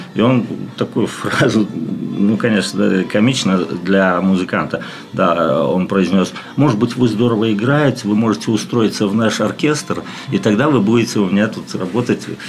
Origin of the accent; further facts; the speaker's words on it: Daugavpils, Latgale, Latvia; also born or lived in Riga, Latvia / Saint Petersburg, Russia; сам я ну, вырос в Даугупилсе